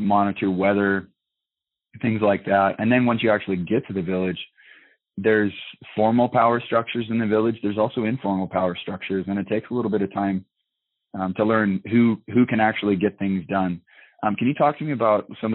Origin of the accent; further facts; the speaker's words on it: Washington, United States; also born or lived in Utah; now in Nome, United States; I'm from Washington originally